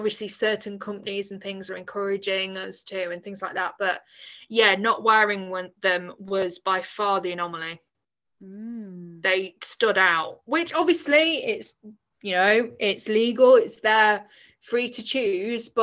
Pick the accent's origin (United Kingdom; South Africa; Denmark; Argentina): United Kingdom; England; I was from England